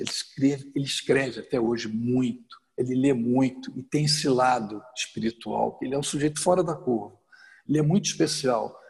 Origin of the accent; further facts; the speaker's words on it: Rio de Janeiro, Brazil; sou carioca, passei a minha adolescência toda a vida de atleta, fui nadador do Flamengo, joguei basquete no Botafogo